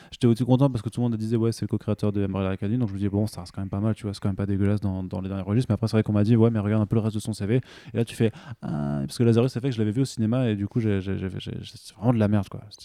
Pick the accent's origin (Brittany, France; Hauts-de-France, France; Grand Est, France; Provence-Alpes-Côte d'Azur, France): Grand Est, France; Alsace; Je suis alsacien